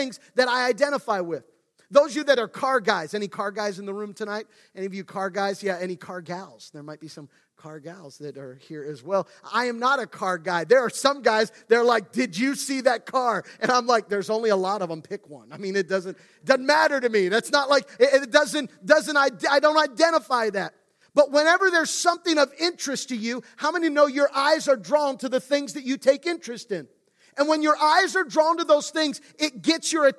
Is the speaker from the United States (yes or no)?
yes; Central Pennsylvania, United States; I grew up in Central PA, but my family is originally from Western PA